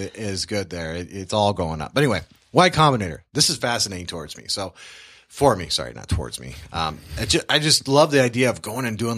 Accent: Tacoma, Washington, United States; Well, I grew up all over the world, but I graduated from Tacoma, Washington

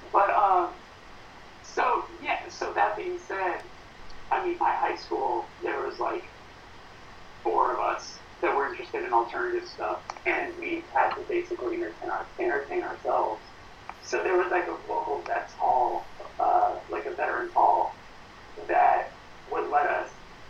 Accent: Burbank, California, United States; Yeah, I grew up in Burbank, California.

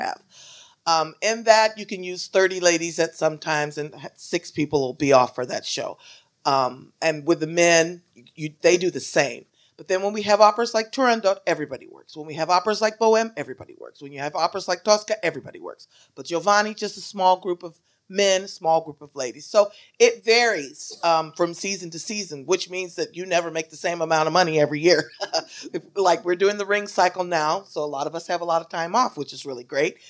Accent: Shreveport, Louisiana, United States; moved away as an adult; also born or lived in Indiana; now in New York, United States; I am from Louisiana, Shreveport, Louisiana.

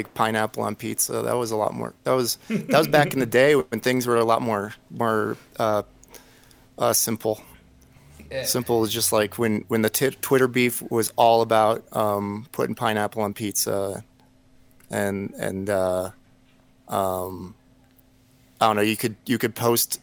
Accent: Winslow, Arizona, United States; also born or lived in New Mexico; now in Colorado, United States; a kid in Arizona, like growing up in Winslow, Arizona

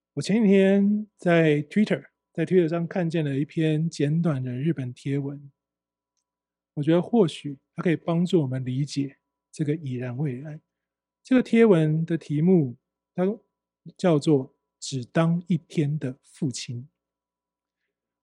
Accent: Taiwan; 我们台湾人

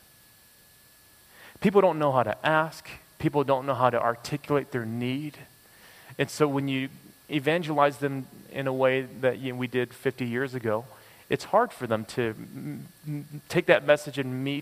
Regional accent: United States; now in Toronto, Canada; as an American

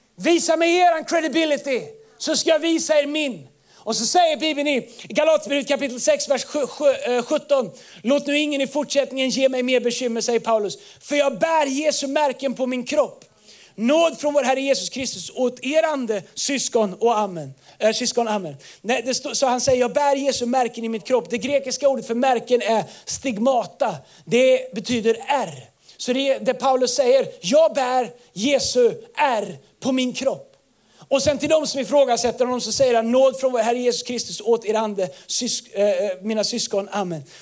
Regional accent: Tidaholm, Västra Götaland, Sweden; moved away; jag är uppvuxen i Tidaholm, vi kallar det labbås

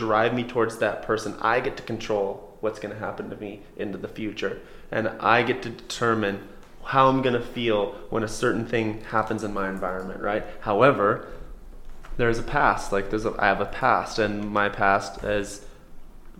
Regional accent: Coeur d'Alene, Idaho, United States; also born or lived in Seattle / Spokane; I grew up in Coeur d'Alene, moved around to Seattle, Spokane, stuff like that with my mom and dad

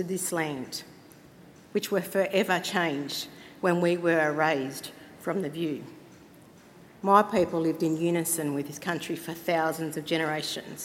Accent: Cowra, New South Wales, Australia; I am a sovereign Wiradjuri woman. I come from Cowra, here in New South Wales

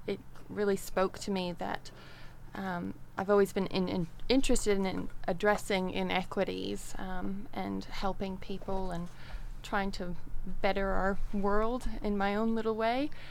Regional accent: Canada; moved away as an adult; I am originally from Canada and I grew up there and then left home and went traveling.

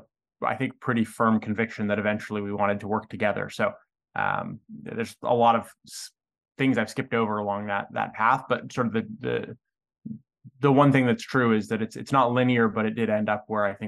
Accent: west coast of Canada, Canada; I'm Canadian. I grew up in a small town on the west coast of Canada.

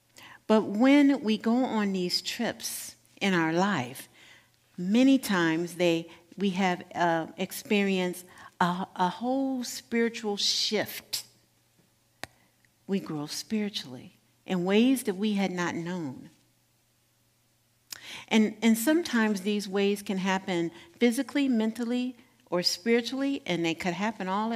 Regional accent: Gary, Indiana, United States; moved away; Gary, Indiana, my hometown

